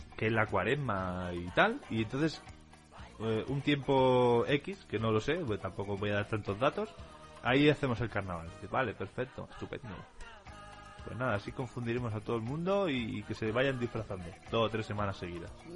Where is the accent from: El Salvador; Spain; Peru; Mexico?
Spain; Catalonia; aquí en Cataluña tenemos la tradición de, unos gigantes enormes